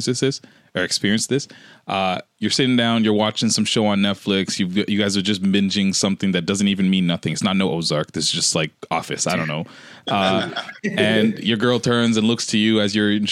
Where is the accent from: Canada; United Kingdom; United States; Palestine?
Canada; I'm from Canada